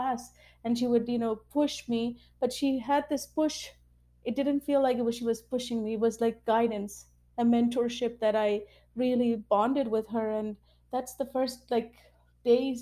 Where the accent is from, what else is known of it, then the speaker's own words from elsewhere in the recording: Vancouver, British Columbia, Canada; English is a second language; also born or lived in Sri Lanka; I moved to Canada when I was 6 years old. So I moved from Sri Lanka